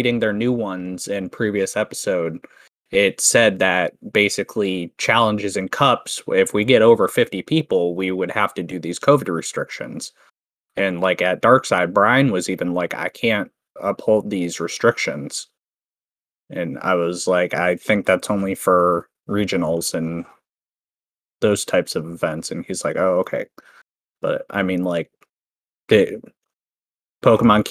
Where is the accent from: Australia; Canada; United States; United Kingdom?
Canada; I'm Canadian